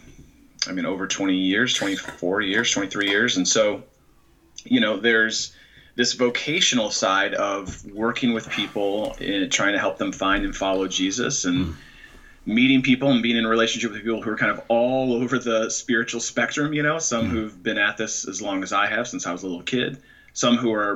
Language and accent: English; San Francisco Bay Area, California, United States; moved away as an adult; now in Chicago, United States; I grew up actually in the San Francisco Bay Area, and spent first half of my life there